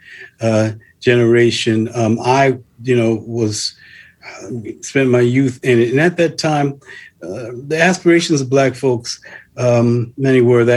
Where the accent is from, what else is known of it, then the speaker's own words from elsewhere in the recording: Newark, New Jersey, United States; also born or lived in East Orange, New Jersey; I grew up in Newark and East Orange